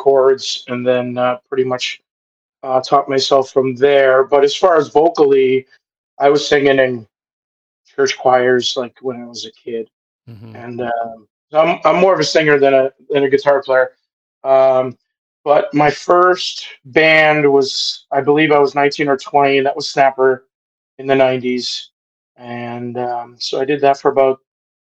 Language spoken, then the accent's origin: English; Mississauga, Ontario, Canada; moved away as an adult; also born or lived in Acton, Ontario; now in Rockwood, Canada; I've been here for about 8 years. I grew up in Mississauga.